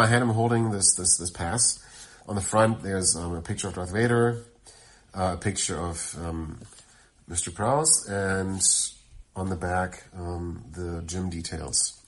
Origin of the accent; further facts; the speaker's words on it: Germany; moved away; I'm from Germany. Back then, I still lived in Germany